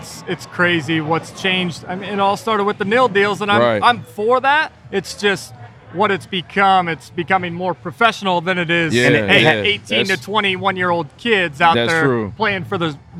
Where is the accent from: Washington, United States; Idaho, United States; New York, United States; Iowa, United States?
Iowa, United States; now in Indianapolis, United States; But I grew up in Iowa, so we can root for whoever we want.